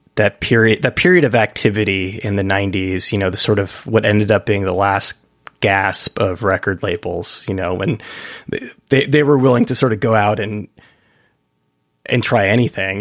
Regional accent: United States; being an American

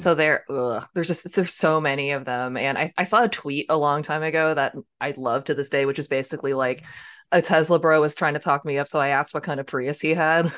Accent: United States; I grew up near Washington, D C

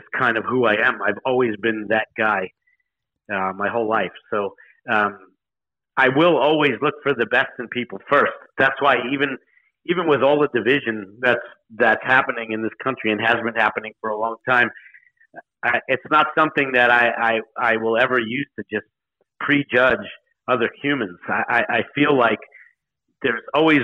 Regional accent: New York, United States; I'm a New Yorker. I grew up in New York

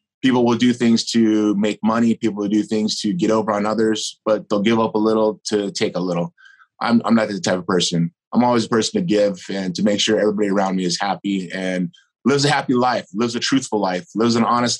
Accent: United States; I'm a American. I'm a citizen of this country that's very proud of this country

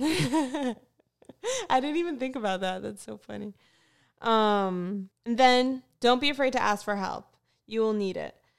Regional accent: Fort Lauderdale, Florida, United States; moved away; I actually am from Fort Lauderdale, Florida. So I originally grew up in South Florida.

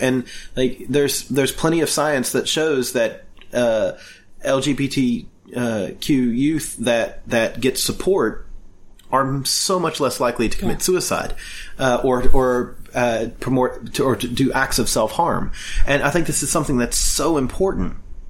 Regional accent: Kentucky, United States; growing up in Kentucky, I do remember we did abstinence.

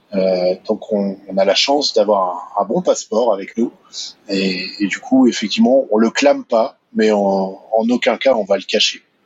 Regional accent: France; moved away; chez nous en France

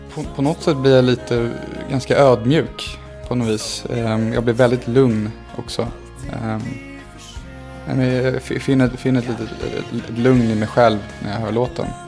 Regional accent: Stockholm, Stockholm County, Sweden; när jag var liten och bodde på Djurgården

